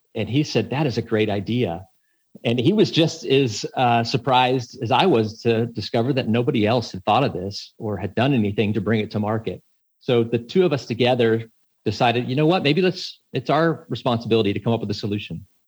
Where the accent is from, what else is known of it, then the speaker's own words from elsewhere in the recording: Texas, United States; I grew up in Texas